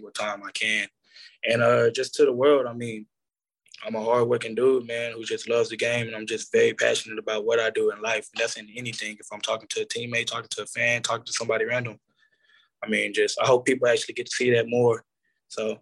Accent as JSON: {"language": "English", "town": "Arlington", "region": "Texas", "country": "United States", "tie": "born or raised there", "also_born_or_lived": "Lubbock, Texas / Kansas", "moved": "as an adult", "said": "growing up in Arlington, I mean, the Cowboys is right there"}